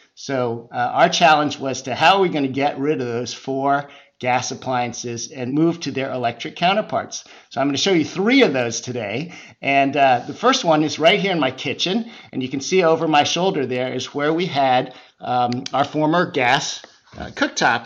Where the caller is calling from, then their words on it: San Francisco Bay Area, California, United States; I'm calling in from the West Coast, the San Francisco Bay Area